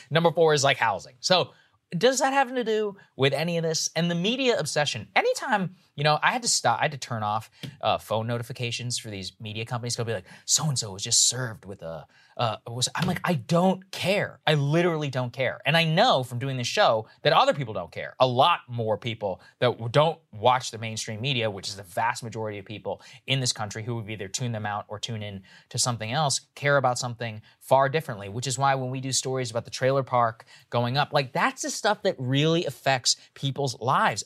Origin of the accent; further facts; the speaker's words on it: Texas, United States; now in Virginia, United States; I'm from Texas and I grew up with, you know, a lot, frankly, rednecks